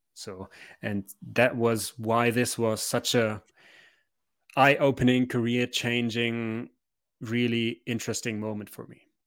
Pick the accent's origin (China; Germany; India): Germany; Memmingen, Bavaria; now in Munich, Germany; I was born in Memmingen.